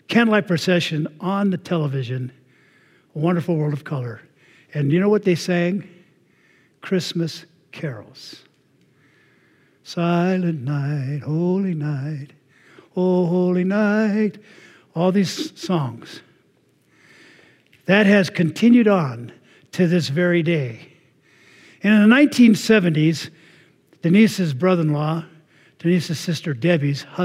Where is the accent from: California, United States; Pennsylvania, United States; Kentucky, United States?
California, United States; Anaheim; I grew up in Anaheim. I was there before Disney was